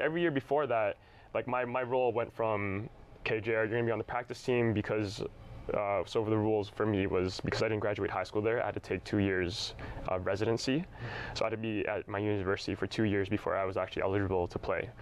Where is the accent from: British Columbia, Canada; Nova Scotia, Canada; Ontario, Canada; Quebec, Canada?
Ontario, Canada; Brantford; also born or lived in Philippines; immigrated here when I was about two years old uh, in Brantford. And um, yeah, essentially grew up here all my life